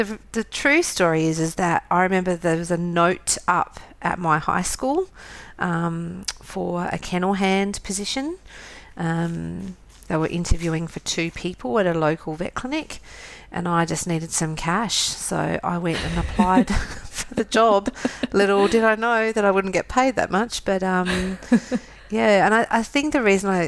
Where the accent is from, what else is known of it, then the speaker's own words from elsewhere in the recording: Adelaide, South Australia, Australia; I was brought up in Adelaide and, yeah, so I'm from here and I live here.